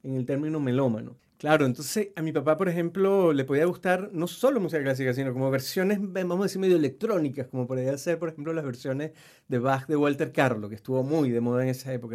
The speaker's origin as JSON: {"language": "Spanish", "region": "Mérida", "country": "Venezuela", "tie": "born or raised there", "moved": "as an adult", "lives_now": "Chile", "said": "mi tierra Mérida"}